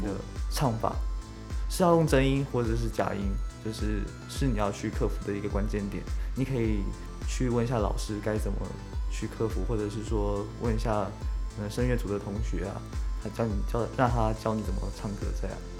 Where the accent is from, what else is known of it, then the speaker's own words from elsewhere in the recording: Kaohsiung, Taiwan; 中山离我家近嘛，我是高雄人。